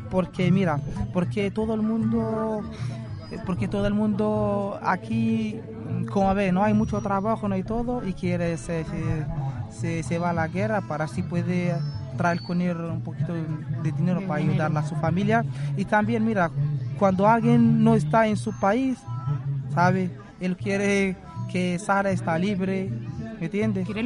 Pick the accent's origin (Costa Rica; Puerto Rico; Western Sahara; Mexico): Western Sahara; Spanish is a second language; now in Spain; Somos un, equipo, un saharaui en España.